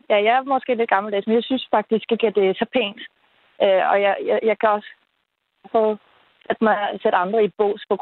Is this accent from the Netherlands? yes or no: yes; Netherlands; first language Dutch; Danish is a second language; now in Denmark; nu kommer jeg faktisk ikke fra Danmark, jeg kommer fra Holland selvfølgelig. Øh, og der bandede jeg simpelthen ikke. Da jeg så kom til Danmark, så lærte jeg dansk